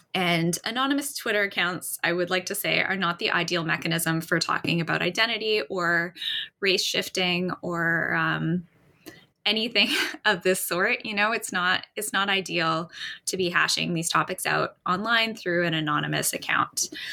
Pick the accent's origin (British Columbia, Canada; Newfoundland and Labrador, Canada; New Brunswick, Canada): British Columbia, Canada; Vancouver; I was born and raised in Vancouver